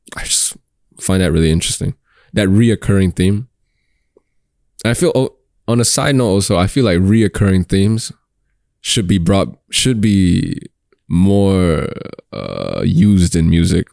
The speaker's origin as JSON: {"language": "English", "country": "Singapore", "said": "I'm Singaporean"}